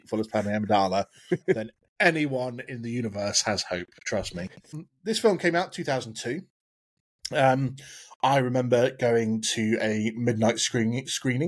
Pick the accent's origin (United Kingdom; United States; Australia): United Kingdom; I'm typical British.